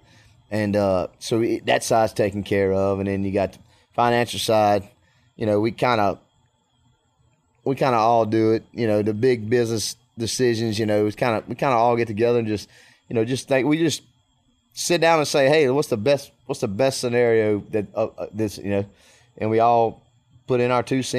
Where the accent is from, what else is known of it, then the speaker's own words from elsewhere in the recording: Clinton, Louisiana, United States; And so, I mean, I grew up playing baseball in Clinton, right up the road from Baton Rouge.